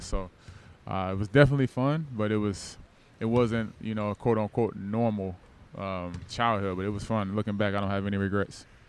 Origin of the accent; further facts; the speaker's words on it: Norcross, Georgia, United States; also born or lived in Nashville, Tennessee; grew up in Norcross, Georgia